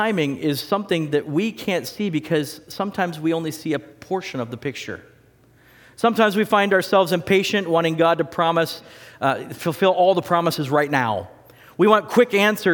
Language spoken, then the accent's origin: English; West Coast, United States; now in Wisconsin, United States; I'm from the West Coast